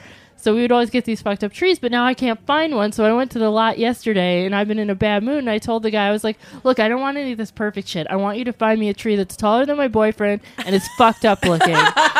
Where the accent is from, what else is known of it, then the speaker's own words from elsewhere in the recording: Ireland; And besides, we're Irish.